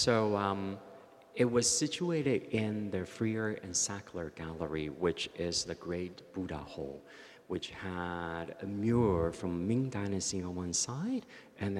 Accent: Taichung, Taiwan; moved away; growing up in Taichung in hot summer nights in the 60s

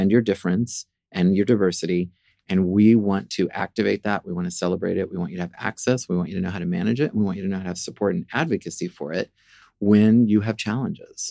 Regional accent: Seattle, Washington, United States; moved away as an adult; also born or lived in Norfolk, Virginia / New York; I was born in Norfolk, Virginia. I'm the fourth of four kids, and grew up really primarily in Seattle

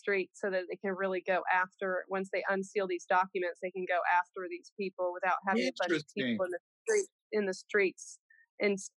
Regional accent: California, United States; moved away as an adult; now in Oklahoma, United States; I grew up in California

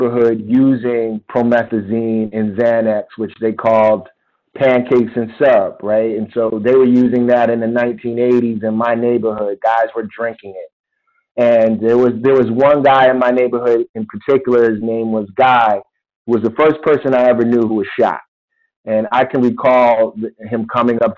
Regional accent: Philadelphia, Pennsylvania, United States; moved away; my experiences growing up in Philadelphia

